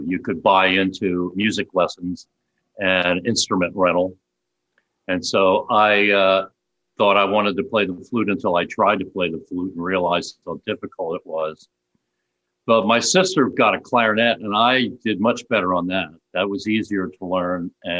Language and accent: English; Upper Darby, Pennsylvania, United States; outside of Philadelphia, a western suburb called Upper Darby.